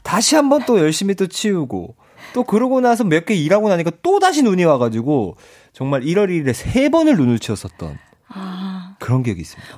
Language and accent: Korean; Ulsan, South Korea; 제 고향이 울산이잖아요.